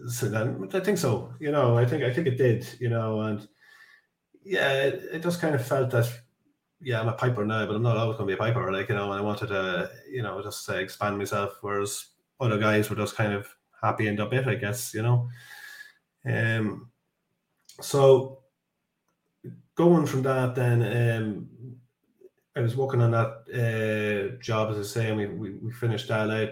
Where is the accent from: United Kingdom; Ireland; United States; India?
Ireland; Dundalk, Leinster; I'm from Ireland, so I'm from yeah. the, the east coast of Ireland, uh, a town called Dundalk.